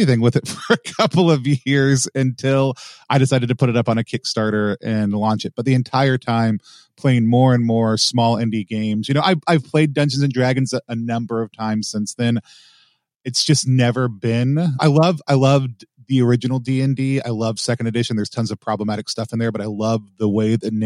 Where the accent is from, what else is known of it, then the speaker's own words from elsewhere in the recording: Texas, United States; I grew up in the American South, specifically Texas